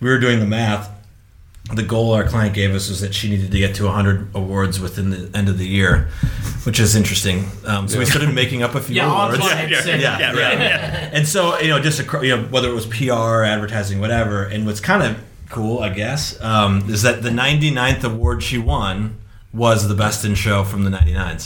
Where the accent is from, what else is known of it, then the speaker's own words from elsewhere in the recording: Wisconsin, United States; growing up in Wisconsin and being from Wisconsin